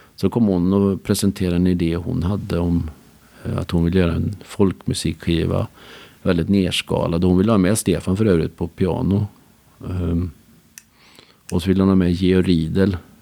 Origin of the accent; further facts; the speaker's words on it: Skara, Västra Götaland, Sweden; jag är uppvuxen i Skara